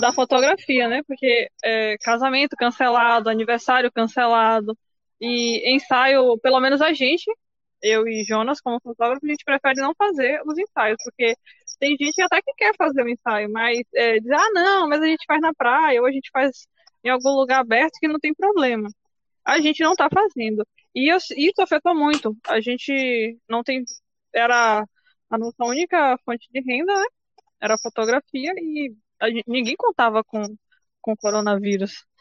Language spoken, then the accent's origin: Portuguese; São João do Paraíso, Brazil; de São João do Paraíso, cidade linda